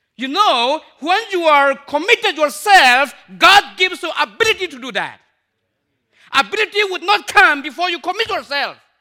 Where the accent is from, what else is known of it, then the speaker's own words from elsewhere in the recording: Myanmar; also born or lived in India; I'm from Burma